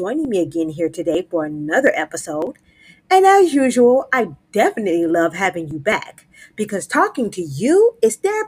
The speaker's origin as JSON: {"language": "English", "town": "Miami", "region": "Florida", "country": "United States", "tie": "born or raised there", "said": "I grew up in Miami"}